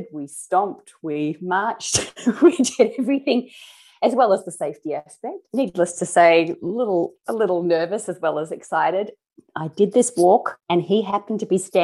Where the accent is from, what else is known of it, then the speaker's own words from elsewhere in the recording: Australia; as an Aussie